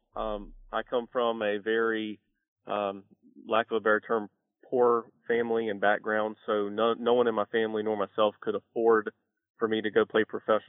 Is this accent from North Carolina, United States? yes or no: yes; Sanford, North Carolina, United States; moved away as an adult; now in Charlotte, United States; I grew up in Sanford, North Carolina, which is about 2 hours east of Charlotte